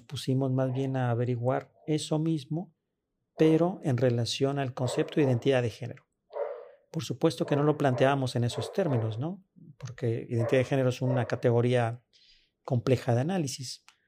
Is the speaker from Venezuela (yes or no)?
no; Guadalajara, Jalisco, Mexico; Yo nací y crecí en Guadalajara.